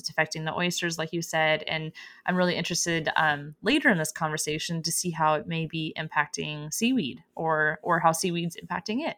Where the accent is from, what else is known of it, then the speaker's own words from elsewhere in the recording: Oregon coast, United States; I am from the Oregon coast